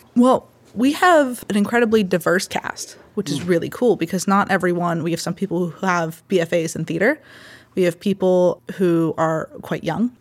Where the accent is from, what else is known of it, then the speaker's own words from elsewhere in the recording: Baldwin, Pennsylvania, United States; I grew up in Baldwin